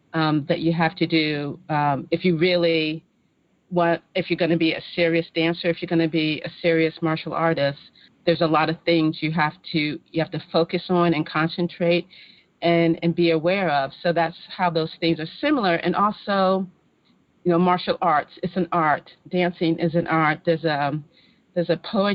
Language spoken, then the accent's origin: English; Maryland, United States; moved away as an adult; also born or lived in New York; I grew up in Maryland